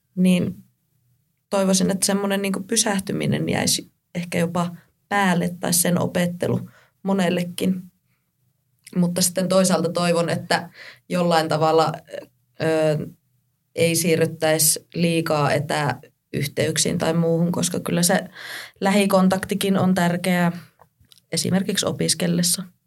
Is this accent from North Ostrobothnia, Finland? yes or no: yes; Kuusamo, North Ostrobothnia, Finland; moved away as an adult; now in Rovaniemi, Finland; oon Kuusamosta kotoisin